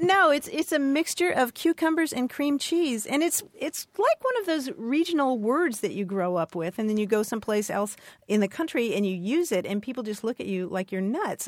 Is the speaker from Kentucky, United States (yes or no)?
yes; Louisville, Kentucky, United States; moved away as an adult; I grew up in Louisville eating Benedictine sandwiches